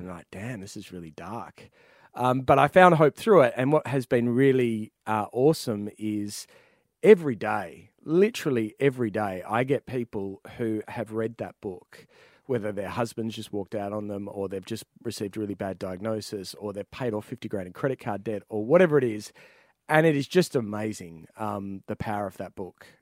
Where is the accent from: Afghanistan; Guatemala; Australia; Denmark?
Australia; Ouyen, Victoria; I was born in Oyin, uh, in the Mallee